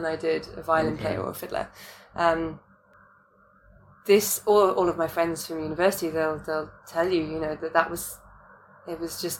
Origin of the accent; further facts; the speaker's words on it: United Kingdom; now in Hong Kong; British me, I'm still British, but like the girl that was living in the UK before moving to Hong Kong